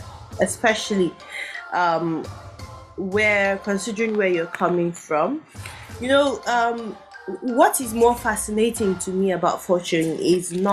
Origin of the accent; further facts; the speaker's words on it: Plateau, Nigeria; I'm from Plateau State.